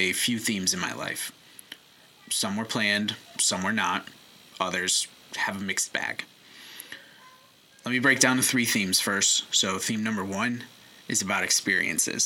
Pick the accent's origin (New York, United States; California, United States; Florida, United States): New York, United States; Syracuse; we grew up in Syracuse, New York